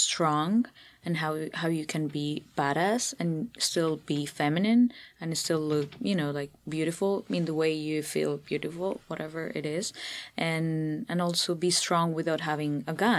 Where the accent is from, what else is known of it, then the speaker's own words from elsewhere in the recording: Bogotá, Colombia; English is a second language; moved away as an adult; also born or lived in Los Angeles, United States; we were Colombians and I'm from Bogota